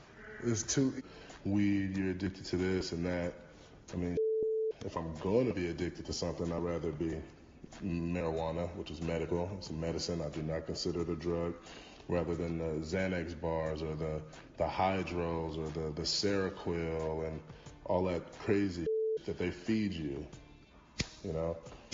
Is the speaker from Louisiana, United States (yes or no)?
no; Compton, California, United States; I was homeless before I came from Compton.